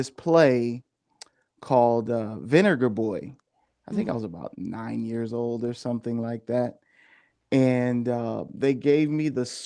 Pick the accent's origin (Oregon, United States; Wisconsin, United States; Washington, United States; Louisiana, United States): Washington, United States; Seattle; born there; also born or lived in Fort Worth, Texas / Fresno, California; Well, I'm I'm a West Coast kid. I I was born in Seattle, Washington.